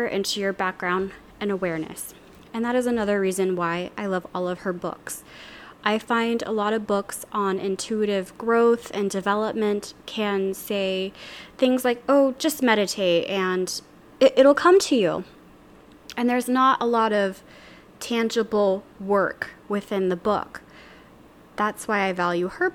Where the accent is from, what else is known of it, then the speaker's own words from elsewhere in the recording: Louisiana, United States; now in Seattle, United States; I live in Seattle, Washington. I'm from Louisiana originally